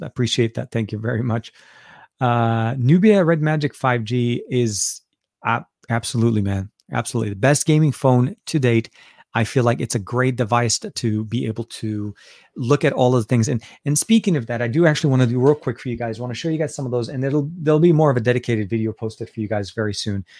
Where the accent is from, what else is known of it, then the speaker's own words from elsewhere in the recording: Beirut, Beirut Governorate, Lebanon; now in United States; I'm, was born in Lebanon, born and raised in Beirut, Lebanon